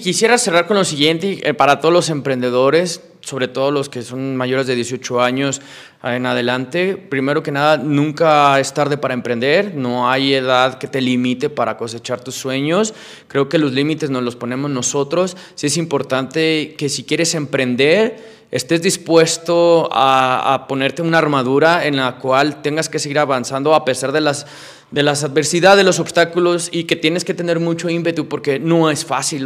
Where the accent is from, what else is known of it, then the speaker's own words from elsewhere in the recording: Mexico; Yo soy mexicano, mi empresa es mexicana